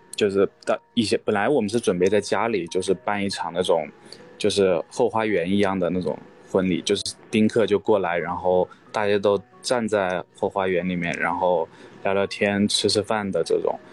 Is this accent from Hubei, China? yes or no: yes; Wuhan, Hubei, China; moved away as an adult; also born or lived in United States / Xiangfan, Hubei; 我爸是湖北襄樊那边的，但是我从小也是在武汉长大的吧，所以基本上也是就是武汉人